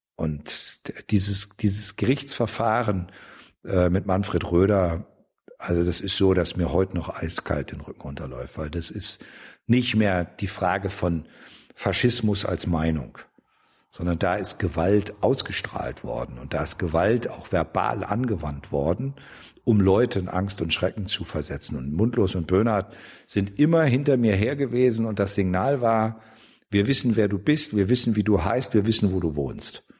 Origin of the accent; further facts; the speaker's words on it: Osterholz-Scharmbeck, Lower Saxony, Germany; also born or lived in Giessen; now in Erfurt, Germany; Das war Dolomiti hieß die erste Eisdiele bei uns in Ostholz-Scharmbeck